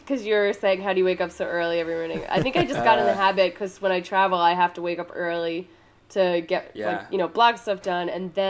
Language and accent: English; Long Island, New York, United States; moved away as an adult; now in Brooklyn, United States; I'm from New York. I'm from Long Island though. So Brooklyn was always like a place I hung out and I always wanted to live here. Gotcha. And yeah, I've lived here for about a year and a half.